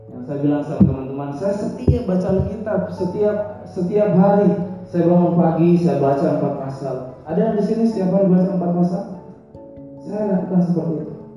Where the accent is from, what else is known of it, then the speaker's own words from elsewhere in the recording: Makassar, South Sulawesi, Indonesia; now in Bekasi, Indonesia; saya pelayanan saya di Bekasi baru 4 tahun tapi saya lahir saat di Makassar